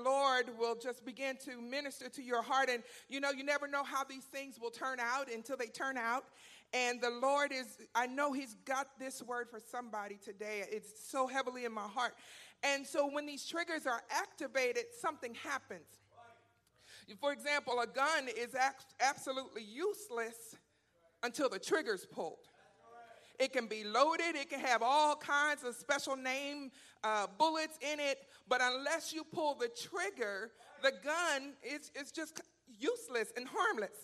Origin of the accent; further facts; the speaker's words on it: Philadelphia, Pennsylvania, United States; now in Texas, United States; I'm from Philadelphia